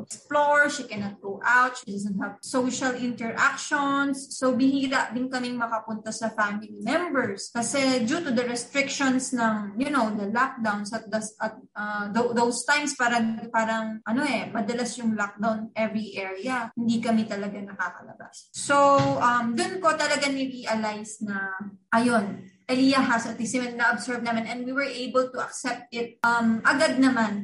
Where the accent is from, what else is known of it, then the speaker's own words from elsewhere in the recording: Pampanga, Central Luzon, Philippines; moved away as an adult; also born or lived in Manila; I grew up in Pampanga